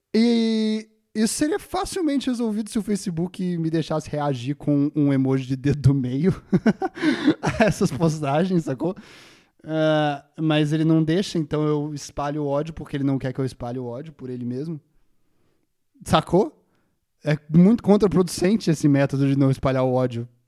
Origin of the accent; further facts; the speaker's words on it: Brazil; Eu, como brasileiro